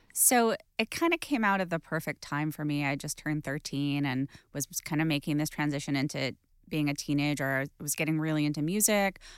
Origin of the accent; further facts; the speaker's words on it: Los Angeles, California, United States; growing up in Los Angeles